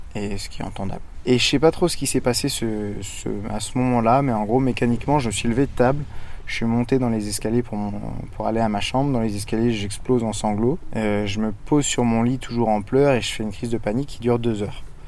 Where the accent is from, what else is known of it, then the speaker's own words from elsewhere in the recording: Brittany, France; je suis breton d'origine et je vis principalement en Bretagne